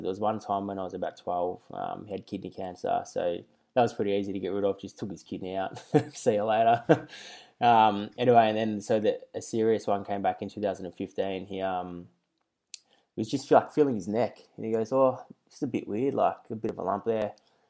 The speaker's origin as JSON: {"language": "English", "town": "Melbourne", "region": "Victoria", "country": "Australia", "tie": "born or raised there", "said": "So I grew up in the North Carlton commission flats for, like, 18 years."}